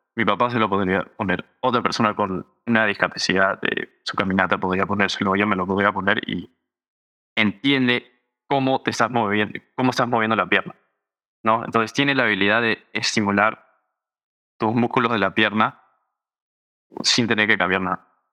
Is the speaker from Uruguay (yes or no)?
no; Los Angeles, California, United States; also born or lived in Berkeley, California; Y esos dos años fue en donde yo crecí, en Los Ángeles.